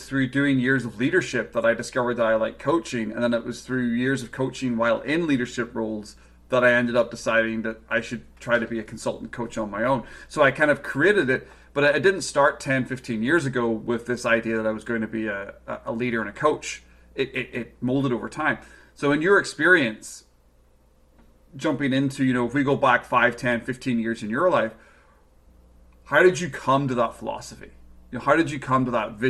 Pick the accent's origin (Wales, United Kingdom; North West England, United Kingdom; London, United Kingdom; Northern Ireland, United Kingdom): Northern Ireland, United Kingdom; now in Vancouver, Canada; I'm over in Vancouver, obviously, and come from Northern Ireland